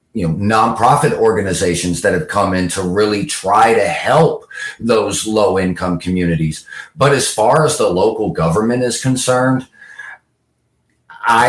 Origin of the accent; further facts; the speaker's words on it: Southwest Florida, United States; moved away; it's my hometown